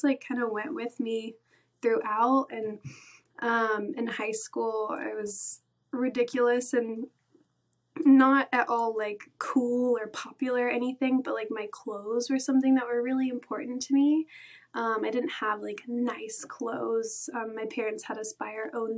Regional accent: Atlanta, Georgia, United States; also born or lived in Valdosta, Georgia; Grew up in Atlanta, Georgia, just the outskirts suburbs of Atlanta.

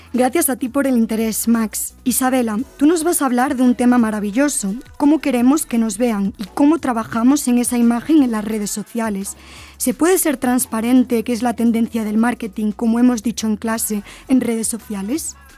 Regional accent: Spain; moved away as an adult; now in Puebla, Mexico; Vengo de España, de la Universidad Nebrija

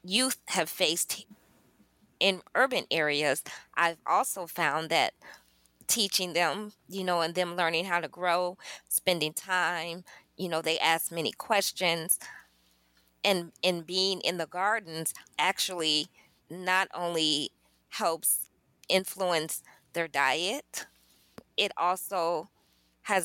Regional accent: Chicago, Illinois, United States; also born or lived in Nauvoo, Illinois; I'm from Chicago as well. The hustle and bustle of the big city, the trains and everything

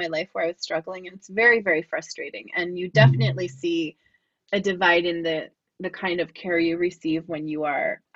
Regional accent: United States; as an American

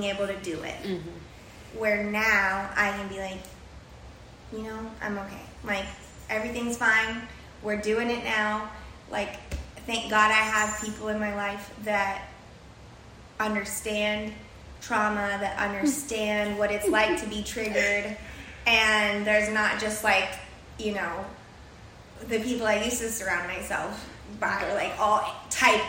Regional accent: San Antonio, Texas, United States; moved away as an adult; now in Miami, United States; I am from San Antonio, Texas

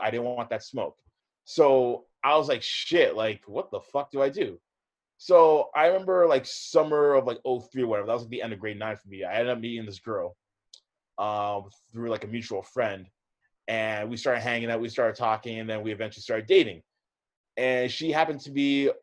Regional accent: Hamilton, Ontario, Canada; also born or lived in Oakville / Mississauga; So I grew up on the west side of the GTA. So I grew up in Hamilton.

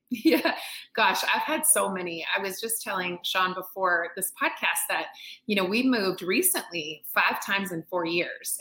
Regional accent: North Carolina, United States; I'm born and raised in North Carolina, which is in the southeast of the United yeah. States

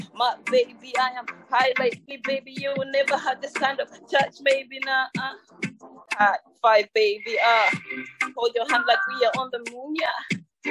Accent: Malawi; moved away; I'm originally from Malawi, Southeast of Africa

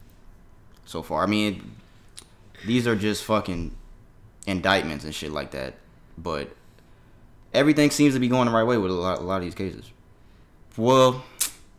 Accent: Florida, United States; My home. My home state

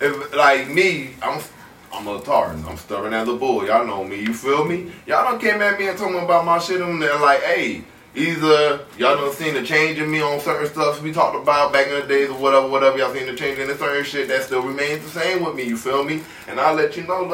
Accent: Miami, Florida, United States; me growing up in Miami

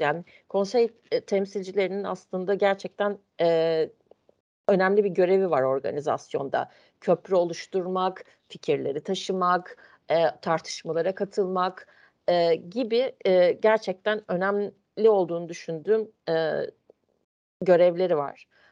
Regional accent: Ankara, Turkey; ben Ankara'da doğdum, büyüdüm

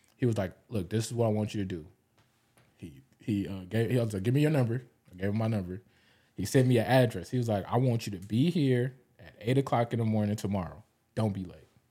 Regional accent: Los Angeles, California, United States; also born or lived in Long Beach, California; I grew up in L A. I grew up in South Central

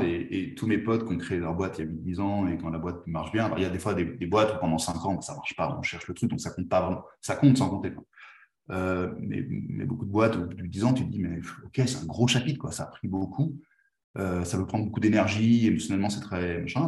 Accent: France; moved away as an adult; now in Spain; je suis français, même si je suis espagnol d'adoption maintenant, j'habite en Espagne

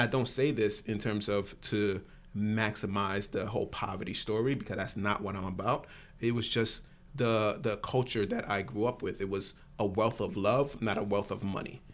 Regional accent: New York City, New York, United States; moved away; grew up Born and raised in Brooklyn, New York, first generation person in this country for my family.

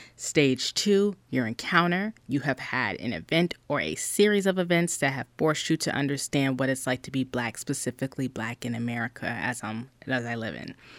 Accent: South Carolina, United States; I'm from South Carolina, you guys. I'm a Black woman in South Carolina

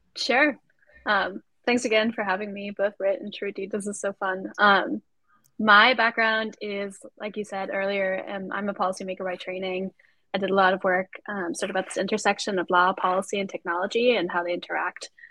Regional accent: Austria; moved away as an adult; now in United States; I'm also an immigrant myself, so I came here from Austria to go to uh, to go to school

